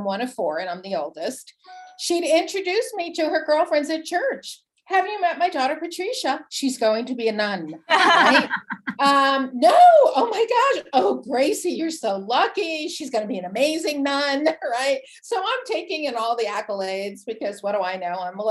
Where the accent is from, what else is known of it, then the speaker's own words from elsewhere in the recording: New Jersey, United States; I grew up in New Jersey, a proud, big Italian, wild, crazy, amazing family